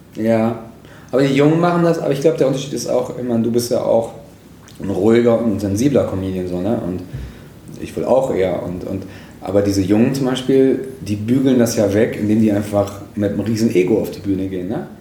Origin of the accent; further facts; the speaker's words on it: Moers, North Rhine-Westphalia, Germany; ich komme aus einer Kleinstadt, aus Mörs